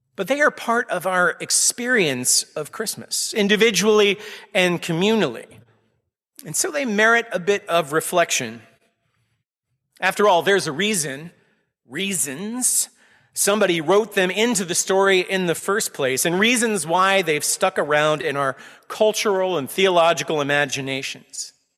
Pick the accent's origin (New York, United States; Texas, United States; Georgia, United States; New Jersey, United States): Texas, United States; Austin; moved away as an adult; now in Needham, United States; I was born and raised in Austin, Texas, multiple generations of my family there.